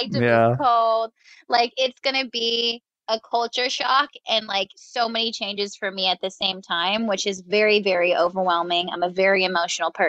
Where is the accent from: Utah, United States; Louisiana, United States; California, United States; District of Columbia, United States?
California, United States; Stockton; moved away as an adult; now in San Diego, United States; I'm from Stockton, California